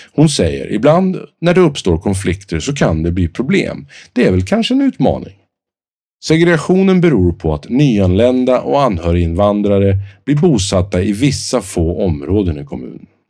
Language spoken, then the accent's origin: Swedish; Sweden; oss själva som svenskar